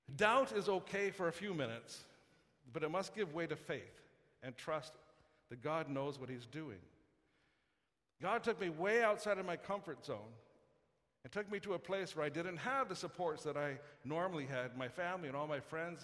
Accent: Saskatoon, Saskatchewan, Canada; I grew up in Saskatoon

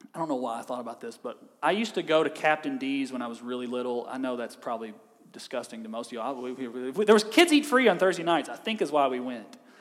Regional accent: Kentucky, United States; i am from Kentucky

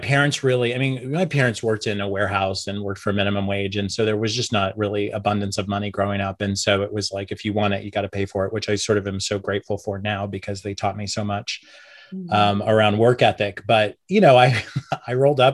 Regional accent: Oklahoma, United States; moved away as an adult; also born or lived in New York City; I grew up in Oklahoma. I moved to New York in 1998 with no plan or college education

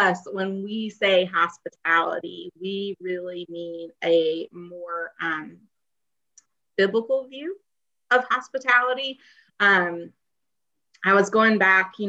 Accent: the South, Southern United States, United States; as a Southerner, as a woman

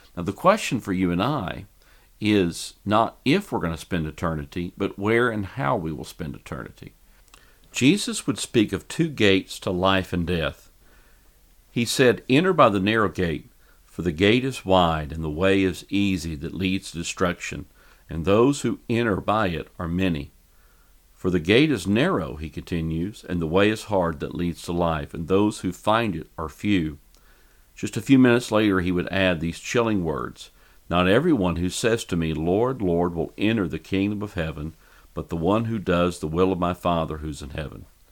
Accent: Fort Worth, Texas, United States; here in my hometown of Fort Worth, Texas

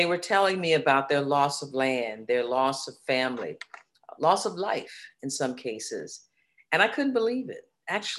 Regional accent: Daytona Beach, Florida, United States; I grew up in Daytona Beach

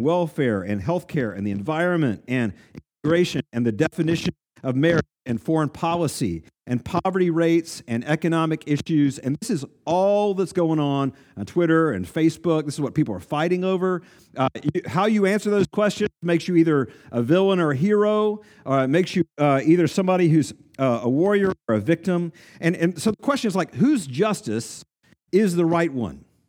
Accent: East Tennessee, United States; I grew up in East Tennessee

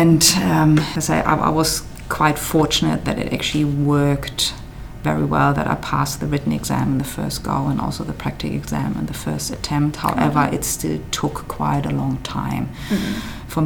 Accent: Germany; moved away as an adult; now in Adelaide, Australia

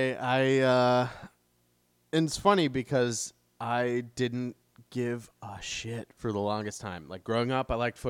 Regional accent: Chicago, Illinois, United States; growing up in Chicago

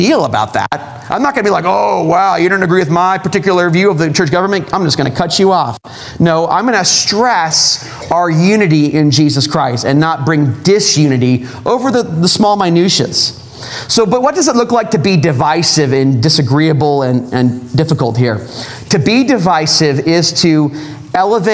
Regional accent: Southern California, United States; moved away; I'm from Southern California

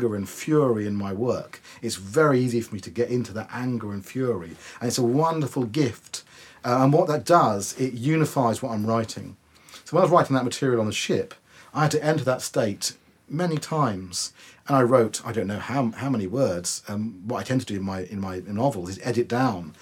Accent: Wokingham, South East England, United Kingdom; my hometown of Wokingham.

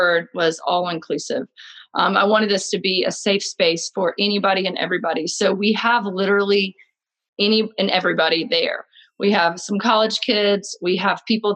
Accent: Jacksonville, North Carolina, United States; also born or lived in Philadelphia, Pennsylvania; now in Boone, United States; I was born and raised in Jacksonville, North Carolina, and came to Boone about 10 years ago from Philadelphia

